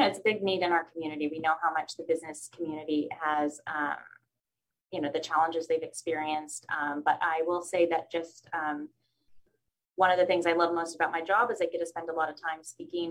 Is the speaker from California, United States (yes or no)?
yes; San Luis Obispo, California, United States; moved away as an adult; also born or lived in Chicago / Washington, D.C. / South Africa / Jordan; I grew up here in San Luis Obispo, so I am very excited to be back here and living here in my community and closer to home